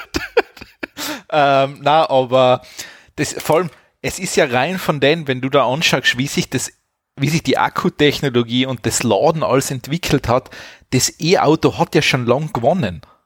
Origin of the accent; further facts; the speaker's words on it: Austria; bei uns in Österreich